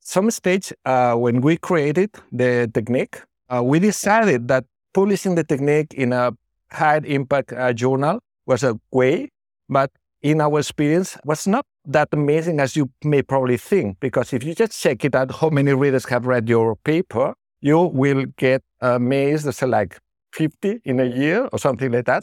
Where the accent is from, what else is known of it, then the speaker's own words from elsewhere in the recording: Barcelona, Catalonia, Spain; moved away as an adult; also born or lived in Bilbao; I was born in Barcelona. So I was trained in, in Barcelona, the Hospital del Mar